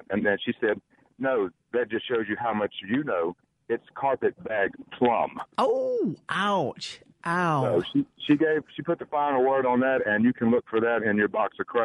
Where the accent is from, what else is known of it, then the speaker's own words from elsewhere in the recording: Laurel, Mississippi, United States; now in Ocean Springs, United States; I grew up in Laurel